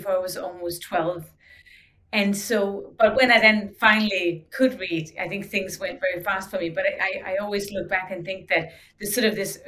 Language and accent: English; Denmark; growing up in Denmark, we had the designs we had for decades